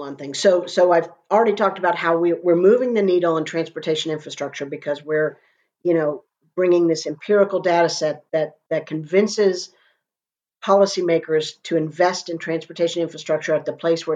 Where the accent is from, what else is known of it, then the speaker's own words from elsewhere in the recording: Florida, United States; I'm a Florida girl, born and raised in Florida